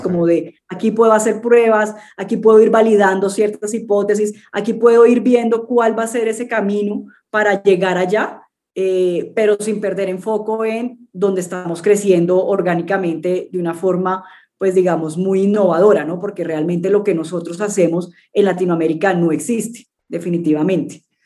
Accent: Cartagena, Bolívar, Colombia; also born or lived in London / United States / Peru; yo soy colombiana, nací en, en Cartagena, en Colombia. Eh, he vivido casi toda mi vida

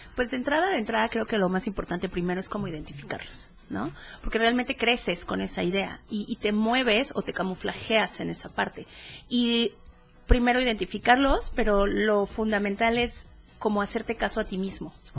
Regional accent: Chiapas, Mexico; now in Oaxaca, Mexico; yo soy chiapaneca, soy coneja. Eh, vivo actualmente en el estado de Oaxaca

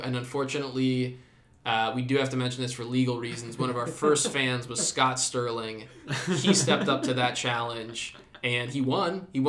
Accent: Australia; given we're from Australia.

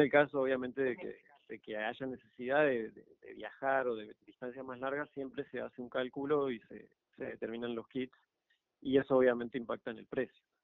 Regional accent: Argentina; now in Panama; Yo soy de Argentina

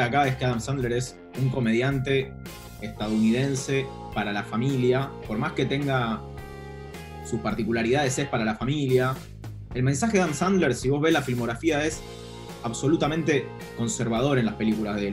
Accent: Buenos Aires, Argentina; tuvo la infancia y la adolescencia en los 90, me educó la televisión y, como persona porteña de clase media

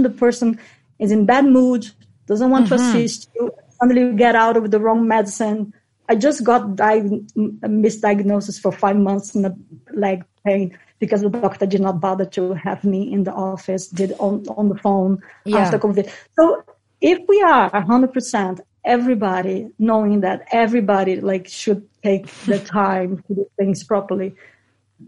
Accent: Brazil; moved away as an adult; also born or lived in United Kingdom / Netherlands; I come from Brazil and I did social work when I was 17

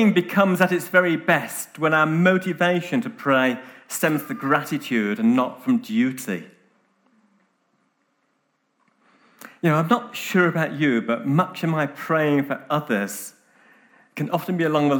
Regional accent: United Kingdom; now in Nairobi, Kenya; I'm British

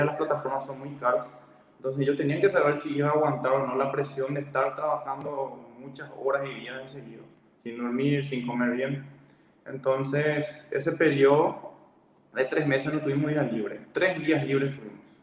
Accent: Ciudad del Este, Alto Paraná, Paraguay; moved away as an adult; also born or lived in Minas Gerais, Brazil; soy de Ciudad del Este.

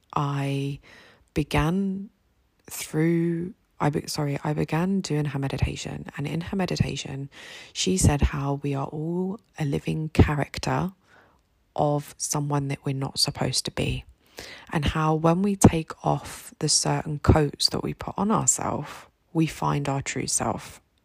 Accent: United Kingdom; now in Egypt; a British woman living here in Egypt

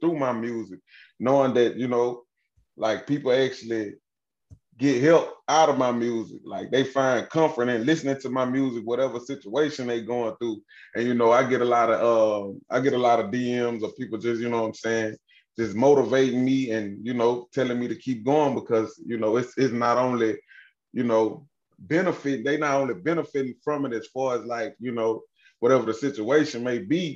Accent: Kentwood, Louisiana, United States; I'm from Kentwood, Louisiana. Little small city, across the tracks, man, across the river, bro.

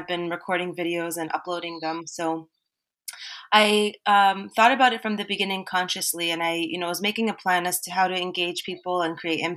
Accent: Toronto, Ontario, Canada; moved away as an adult; also born or lived in Mississauga / Bahrain; I was personally born and raised in Toronto, Ontario, Canada

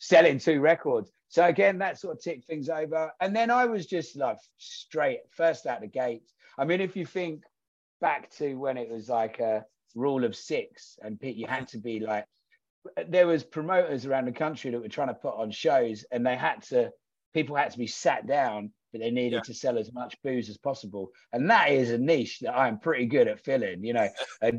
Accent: Braintree, East of England, United Kingdom; we grew up in Braintree, where there was fuck all going on

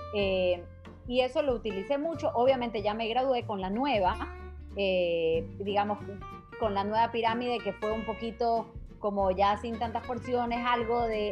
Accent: Ecuador; nosotros mismos como ecuatorianos

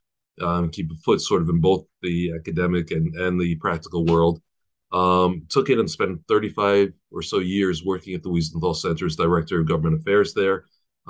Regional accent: New York City, New York, United States; I was born in Brooklyn and grew up in a modern Orthodox home

